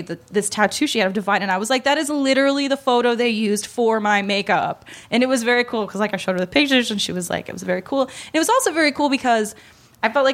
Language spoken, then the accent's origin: English; Ireland; now in Los Angeles, United States; as an Irish girl